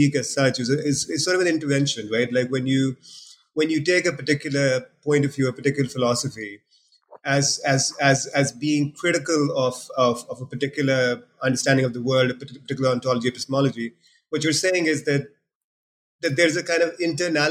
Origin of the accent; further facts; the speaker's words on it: Pakistan; moved away; I'm being from Pakistan